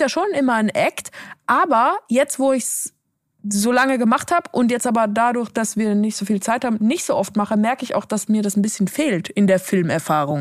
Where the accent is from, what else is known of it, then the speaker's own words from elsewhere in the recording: Switzerland; moved away; so wie ich es in der Schweiz gelernt habe.